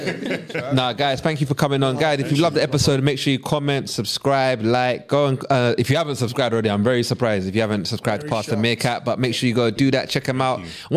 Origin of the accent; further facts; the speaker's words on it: Staines, South East England, United Kingdom; I grew up in Staines, yeah. So yeah. I was the only black kid in the neighborhood.